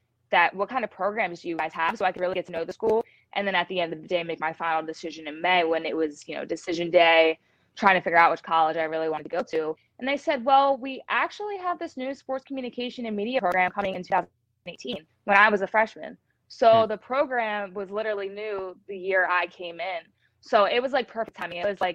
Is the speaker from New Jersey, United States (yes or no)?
yes; Glassboro, New Jersey, United States; Yeah, so my family is 4-4 with Philadelphia. I mean, they've loved sports growing up, especially my dad.